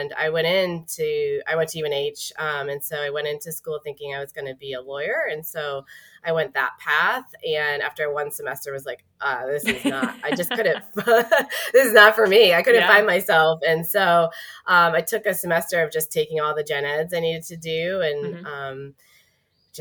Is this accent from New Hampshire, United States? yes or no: yes; Manchester, New Hampshire, United States; also born or lived in Prague / Singapore / Exeter, New Hampshire; I'm originally from New Hampshire, born and raised